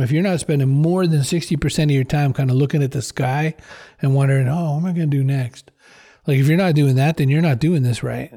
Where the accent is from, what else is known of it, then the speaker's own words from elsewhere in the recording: Maine, United States; now in Boston, United States; I was from Maine originally